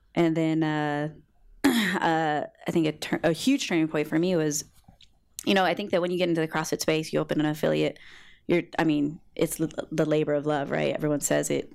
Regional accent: Long Beach, California, United States; I grew up on the west side of Long Beach

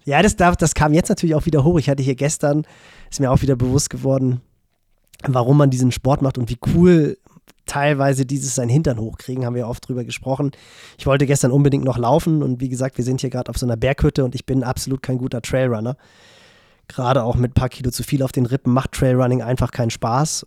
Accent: Northern Germany, Germany; als Norddeutscher

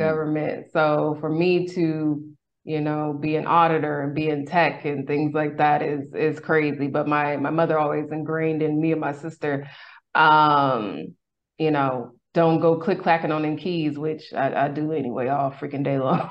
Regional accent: Sacramento, California, United States; in my hometown. I'm originally from Sacramento, California, Sac Town

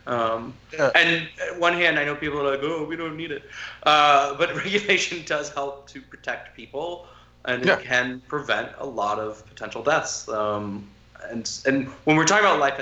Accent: United States; being an American

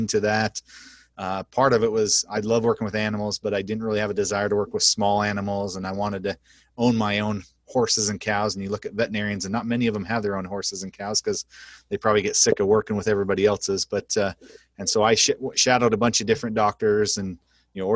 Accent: Idaho, United States; moved away as an adult; also born or lived in Cleveland, Ohio / New Jersey / Oklahoma; now in North Platte, United States; I grew up in Idaho

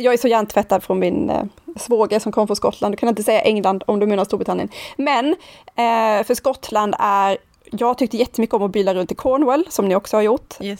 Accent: Sweden; also born or lived in Nynäshamn; vi svenskar

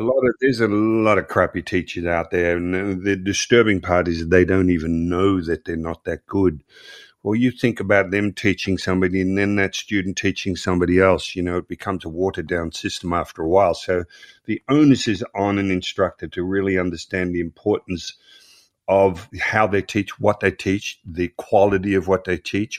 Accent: Melbourne, Victoria, Australia; I grew up in Croydon, which is a suburb of Melbourne, Australia.

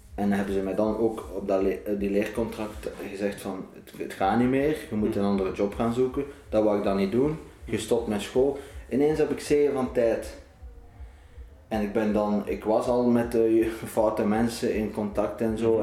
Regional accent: Ghent, Flanders, Belgium; geboren in Gent, 1995

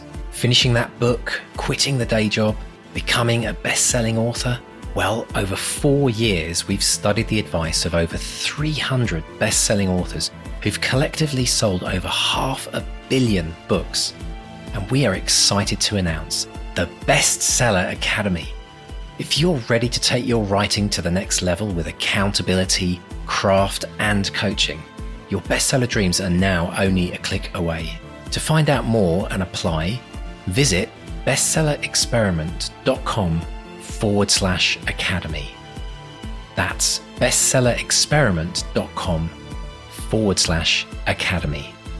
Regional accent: United Kingdom; But then we are British, yes, and that's our right, isn't it?

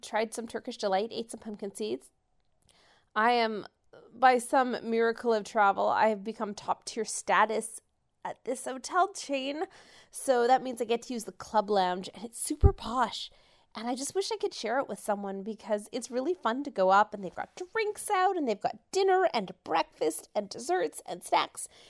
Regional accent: Canada; I'm from Canada and I came.

